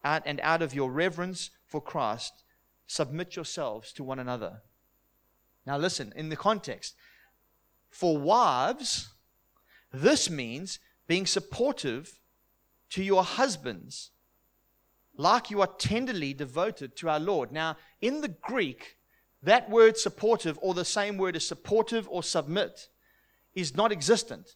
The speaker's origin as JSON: {"language": "English", "country": "South Africa", "said": "I'm from South Africa, and it's a conservative place"}